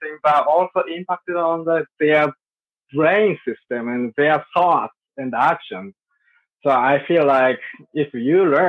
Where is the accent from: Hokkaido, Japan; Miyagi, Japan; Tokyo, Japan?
Hokkaido, Japan; Sapporo; I'm from Japan, Sapporo. That's my hometown. I was born there.